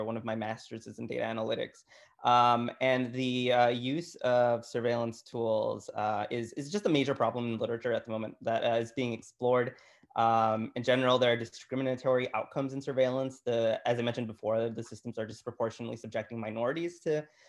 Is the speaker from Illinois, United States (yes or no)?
yes; Chicago, Illinois, United States; I grew up in Chicago. I grew up on the Southwest Side in Gage Park